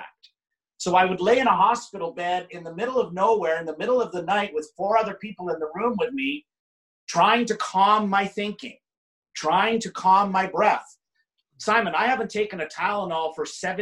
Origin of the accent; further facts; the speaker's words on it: Canada; I spent my summers growing up in Canada.